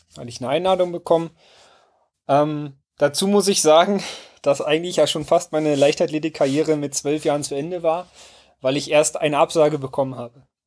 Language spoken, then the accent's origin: German; Werder, Brandenburg, Germany; in meinem Heimatort ähm, Werder äh, einen Baumblütenlauf gab. Und den habe ich in der Grundschule mitgemacht